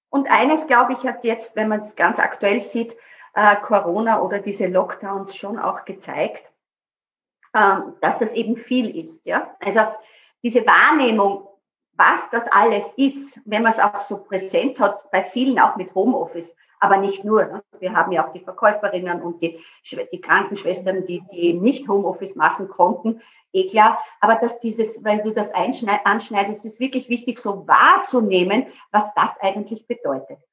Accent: Burgenland, Austria; ich komme ja auch aus dem Burgenland

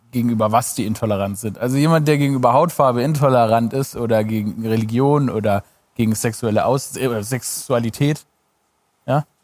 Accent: Baden-Württemberg, Germany; now in Berlin, Germany; ich bin Schwabe in Berlin.

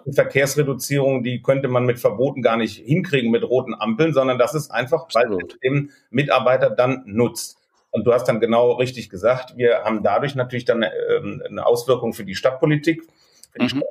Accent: Cologne, North Rhine-Westphalia, Germany; Als Kölner

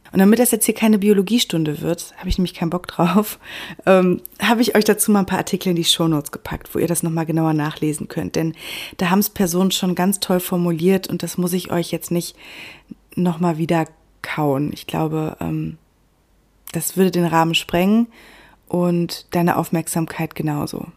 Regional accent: Germany; bei uns in Deutschland

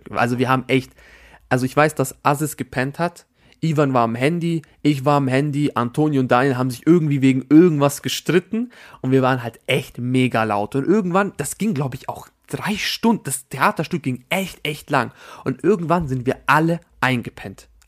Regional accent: Albania; Weil das ist ein Albaner, ich bin Albaner. Punkt. Das war mein Magic Moment. Da, da konnte ich einfach mal Albaniens representen, meine Damen und Herren.

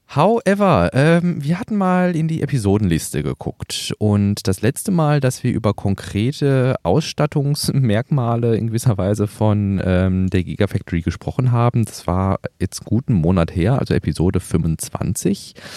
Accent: Gelsenkirchen, North Rhine-Westphalia, Germany; also born or lived in Emsland (father's origin); Also wir haben das bei uns in Gelsenkirchen

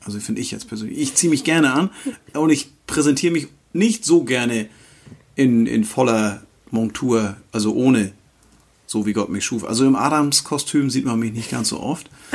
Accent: Northern Germany, Germany; hier bei uns im Norden

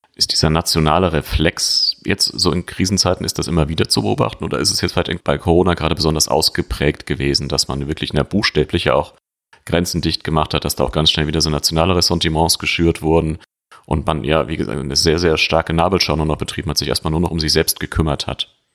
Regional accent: Germany; uns als Deutsche

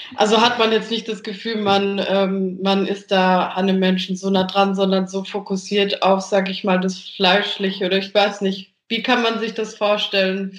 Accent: Germany; bei uns in Deutschland

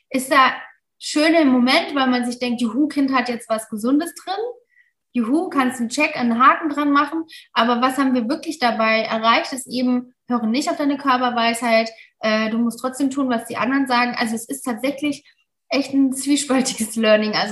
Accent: Mainz, Rhineland-Palatinate, Germany; wir sind aus Mainz eigentlich und Tram-Trabach ist eine Stunde entfernt.

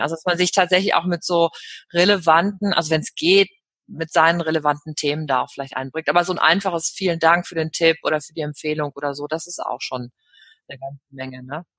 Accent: Cologne, North Rhine-Westphalia, Germany; Köln, dann ist das ja meine Heimatstadt

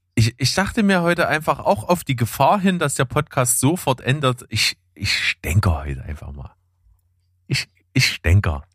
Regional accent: Germany; bei uns in Deutschland

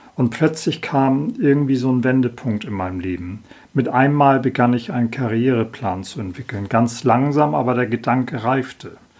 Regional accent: Hamburg, Germany; 1965 wurde ich in Hamburg geboren. Aufgewachsen bin ich in sogenannten gutbürgerlichen Verhältnissen

